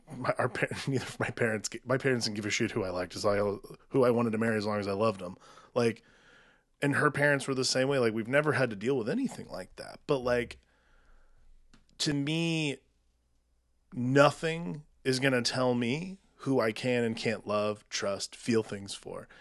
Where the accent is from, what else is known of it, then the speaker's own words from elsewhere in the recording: United States; I'm an American. I live in this country. I've never not lived in this country.